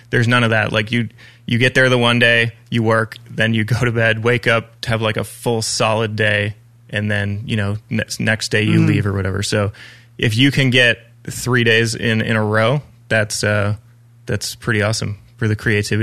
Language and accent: English; Ajax, Ontario, Canada; I was born and raised in Ajax, Ontario.